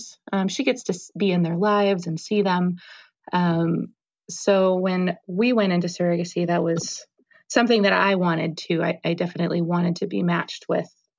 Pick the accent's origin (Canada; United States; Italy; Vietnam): United States; St. Louis, Missouri; also born or lived in Colorado; now in Boulder, United States; I'm originally from St. Louis.